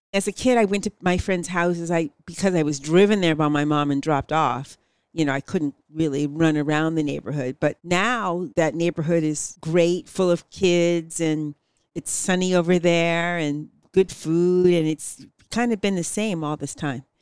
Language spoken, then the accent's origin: English; San Francisco, California, United States; I grew up in the Head Ashbury, which isn't far from Noe Valley